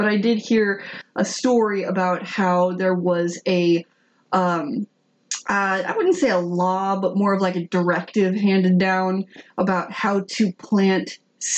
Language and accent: English; Atlanta, Georgia, United States; I'm from Atlanta.